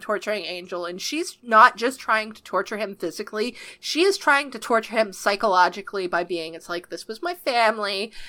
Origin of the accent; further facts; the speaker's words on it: Canada; I'm Canadian.